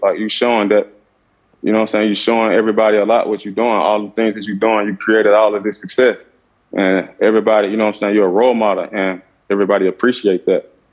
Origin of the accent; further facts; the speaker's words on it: Clarksdale, Mississippi, United States; also born or lived in Arizona; I grew up in Clarksdale, Mississippi